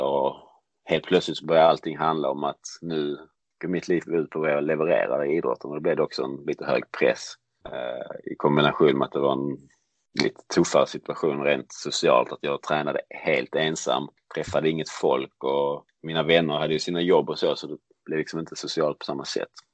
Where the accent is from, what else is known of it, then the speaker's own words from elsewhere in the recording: Lund, Skåne, Sweden; jag växte upp i Lund, heter staden